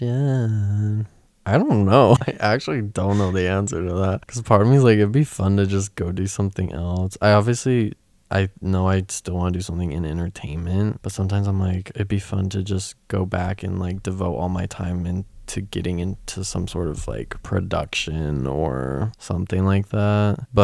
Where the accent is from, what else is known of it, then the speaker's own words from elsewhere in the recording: Utah, United States; Growing up in Utah